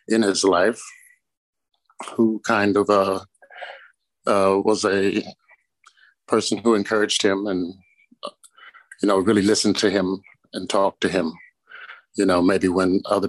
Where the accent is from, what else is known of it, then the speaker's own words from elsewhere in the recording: St. Louis, Missouri, United States; moved away as an adult; also born or lived in Chicago; I'm from St. Louis, Missouri